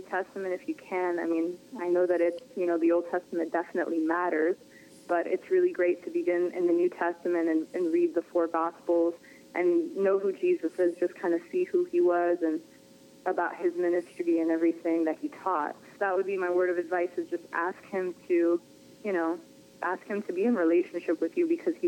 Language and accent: English; Worcester, Massachusetts, United States; moved away as an adult; now in Florida, United States; I grew up in Worcester. It's like right in the middle.